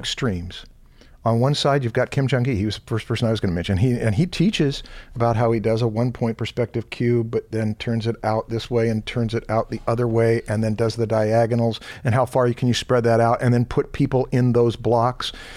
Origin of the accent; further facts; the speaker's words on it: Anaheim, California, United States; I was raised in Anaheim, right near Knott's Berry Farm